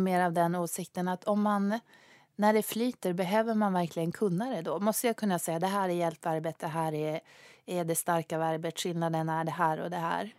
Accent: Sweden; first language Swedish; jag kommer från Sverige, svenska är mitt modersmål

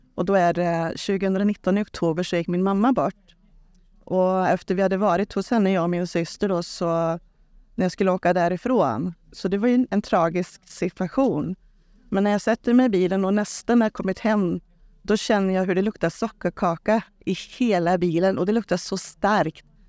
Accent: Trollhättan, Västra Götaland, Sweden; född och uppvuxen i Trollhättan så jag bor där

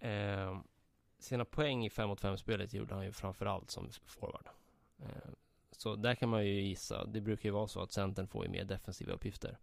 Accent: Södertälje, Stockholm County, Sweden; Jag växte upp i eh, Lina och eh, Brunsäng

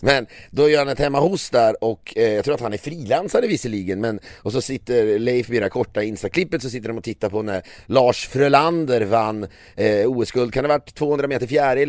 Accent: Sweden; som svensk

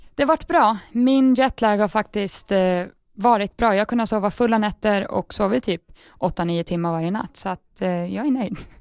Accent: Sweden; moved away as an adult; now in England, United Kingdom

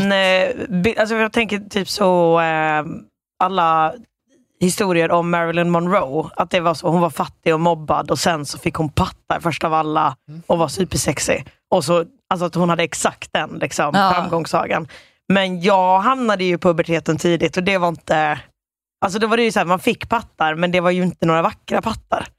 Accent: Sölvesborg, Blekinge, Sweden; jag är från Sölvesborg

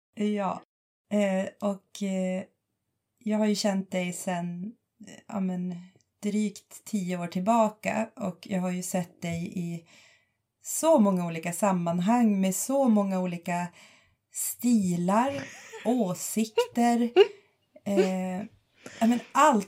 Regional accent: Boden, Norrbotten County, Sweden; moved away as an adult; also born or lived in Jokkmokk / Lund; jag kommer från Jokkmokk, har bott stora delar av min uppväxt i Boden, eh, flyttade ner till Lund när jag var arton

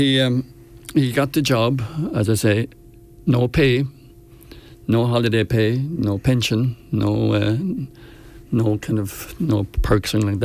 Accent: Rosslare, Leinster, Ireland; moved away as an adult; growing up in Rasslare

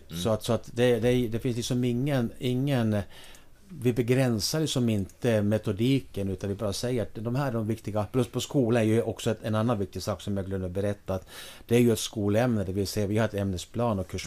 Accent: Finland; now in Sweden; när jag, när jag kom över från, från Finland då, mitten på 80-talet.

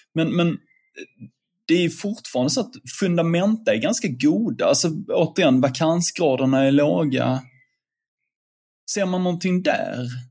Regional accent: Sweden

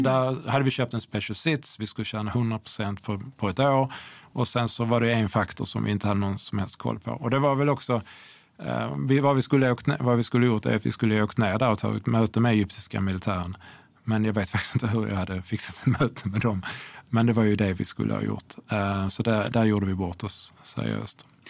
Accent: Sweden; som svensk privatperson

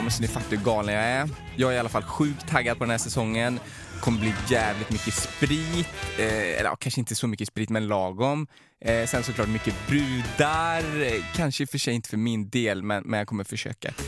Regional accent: Trollhättan, Västra Götaland, Sweden; i min hemstad

